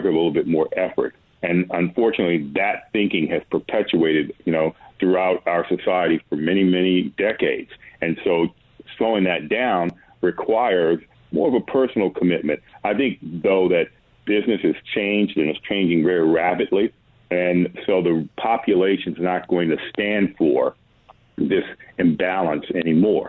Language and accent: English; Washington, District of Columbia, United States; I was born in Washington, D.C.